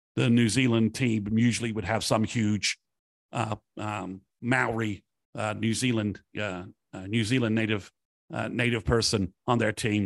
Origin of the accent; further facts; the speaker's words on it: Wales, United Kingdom; also born or lived in England; now in United States; in my youth living in Wales